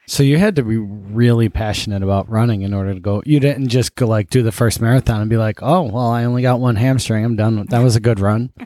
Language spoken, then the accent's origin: English; Buffalo, New York, United States; I grew up in Buffalo